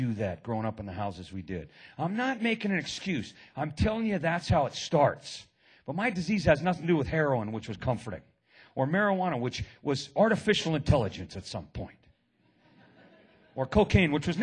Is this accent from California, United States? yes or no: yes; Oakland, California, United States; now in San Jose, United States; I live in San Jose now. I was born and raised in Oakland